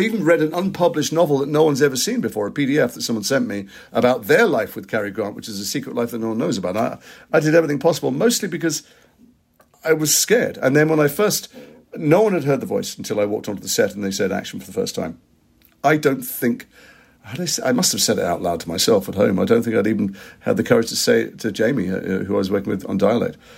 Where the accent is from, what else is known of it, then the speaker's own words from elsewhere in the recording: Liverpool, North West England, United Kingdom; I'm from Liverpool